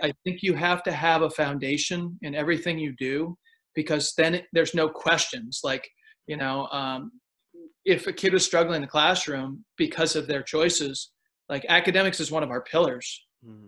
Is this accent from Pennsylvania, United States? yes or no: yes; Pennsylvania, United States; moved away as an adult; now in Austin, United States; I grew up in Pennsylvania.